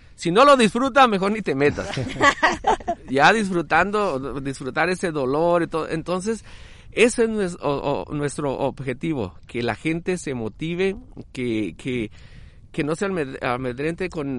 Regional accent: Tijuana, Baja California, Mexico; also born or lived in Jalisco; soy de Jalisco, pero criado en Tijuana desde los ocho años.

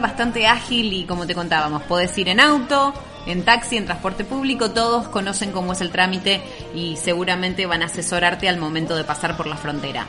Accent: Argentina; nuestra querida Argentina

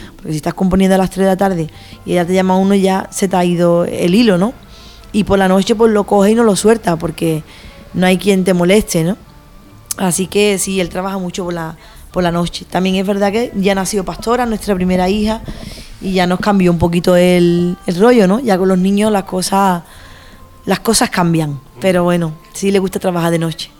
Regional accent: San Fernando, Andalusia, Spain; also born or lived in Madrid; siempre volví a mi tierra, ¿no? A San Fernando, a Cádiz

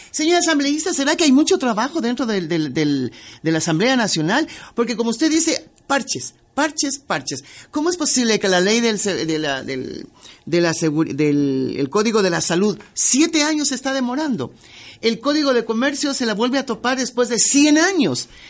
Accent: Ecuador; a lo mejor soy ecuatoriana diferente

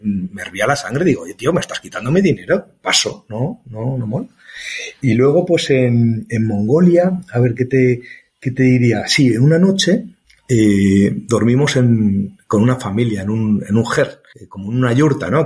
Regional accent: Spain; yo era el único español

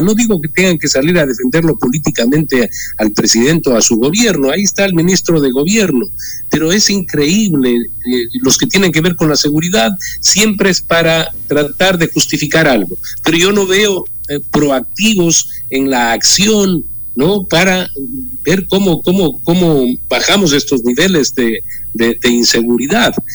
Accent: Ecuador; como ecuatoriano demócrata

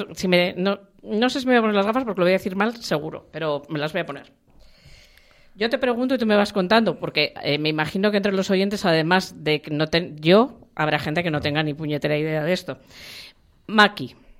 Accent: La Rioja, Spain; yo soy riojana

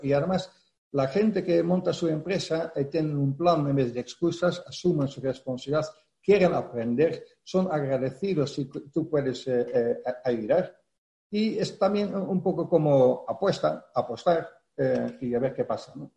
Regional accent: Netherlands; Spanish is a second language; moved away as an adult; now in Spain; Yo soy holandés

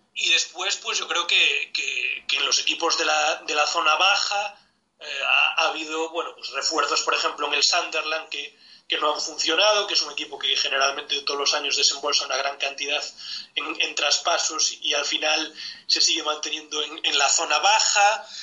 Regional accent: Galicia, Spain; mi tierra, de Galicia

